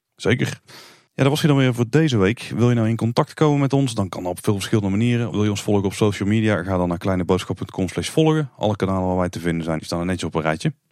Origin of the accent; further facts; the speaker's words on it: Netherlands; als Nederlander